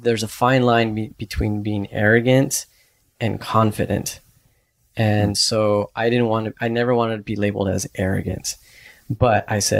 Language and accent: English; Texas, United States; moved away; I'm in Vermont and I'm from Texas